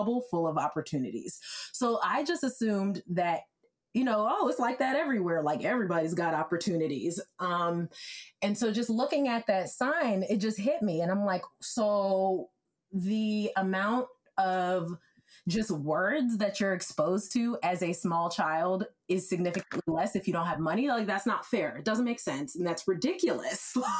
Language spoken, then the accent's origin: English; Evanston, Illinois, United States; being from where I'm from Evanston, Illinois, and it's a fantastic place